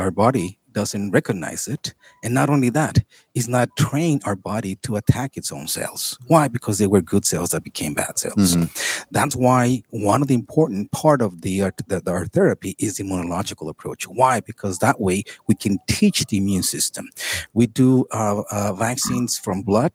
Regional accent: Tijuana, Baja California, Mexico; I'm from here.

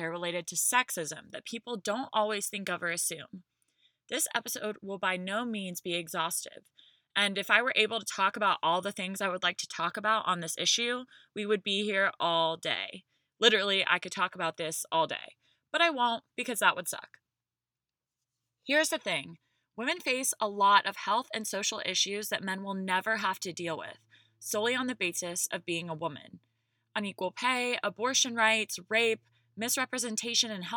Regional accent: the South, United States; I'm from the South

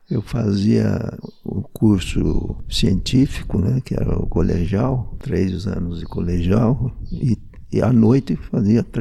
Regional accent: Capivari, São Paulo, Brazil; Toda em Capivari. Sei lá, é uma infância muito bonita onde nós morávamos era praticamente uma chácara grande, onde tinha de tudo, né

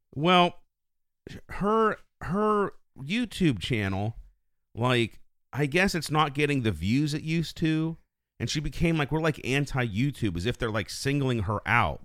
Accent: United States; also born or lived in West Virginia; I grew up in Fayette County

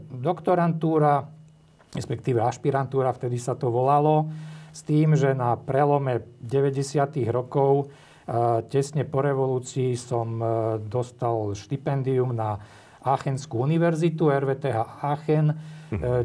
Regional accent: Zborov, Prešov Region, Slovakia; moved away as an adult; also born or lived in Bratislava; ja som rodák zo Zborova, to je taká väčšia, väčšia dedina pri Bardejove

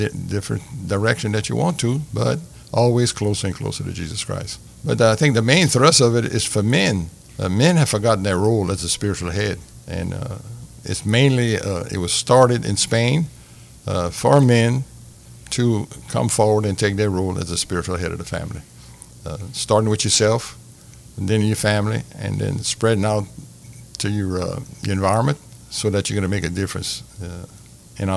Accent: Cajun, Louisiana, United States; accent: Cajun; being a Cajun, I have the opportunity to speak French every day

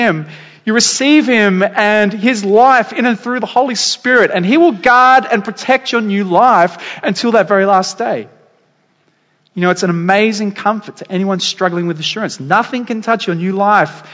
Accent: Dapto, New South Wales, Australia; now in Waitara, Australia; the town I grew up in Dapto.

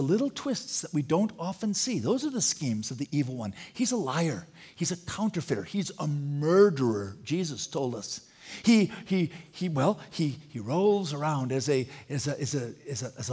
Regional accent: Wisconsin, United States; I'm a big Green Bay Packer fan because I'm from Wisconsin

